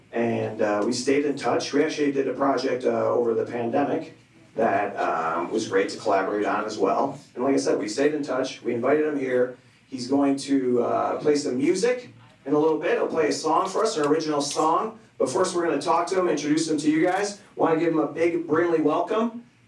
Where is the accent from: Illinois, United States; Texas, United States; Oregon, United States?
Illinois, United States; Chicago; But like, oh, I'm kind of from the Southside too, but like, a little further out.